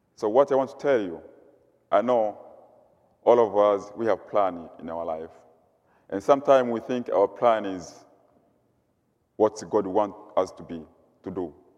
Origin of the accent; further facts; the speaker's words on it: Mugumu, Mara, Tanzania; moved away as an adult; now in Goshen, United States; I come from Tanzania, East Africa. I lived in a rural area. The place is called, it's called Mugumu, Serengeti